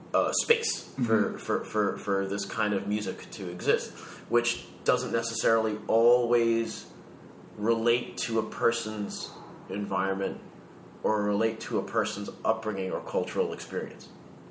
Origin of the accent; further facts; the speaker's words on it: Queens, New York, United States; Right here in New York. So, when I was really little, I grew up in Jackson Heights